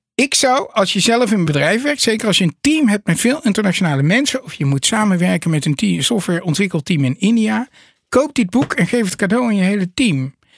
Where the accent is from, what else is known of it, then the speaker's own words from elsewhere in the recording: Netherlands; Wij zijn trouwens als Nederlanders ook low context